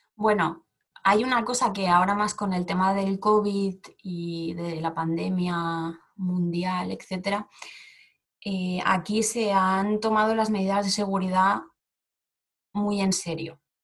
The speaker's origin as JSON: {"language": "Spanish", "town": "Barcelona", "region": "Catalonia", "country": "Spain", "also_born_or_lived": "Seoul, South Korea", "moved": "as an adult", "lives_now": "South Korea", "said": "soy de Barcelona y llevo tres años viviendo en Corea"}